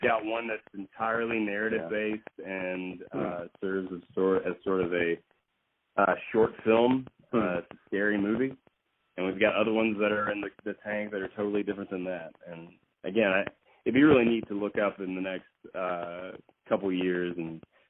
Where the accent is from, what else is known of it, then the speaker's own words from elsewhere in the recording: Fort Worth, Texas, United States; also born or lived in Austin, United States; I grew up in Fort Worth, Texas. I did a lot of growing up in Austin because I was in college at the time. But when I was a kid, it was in Fort Worth.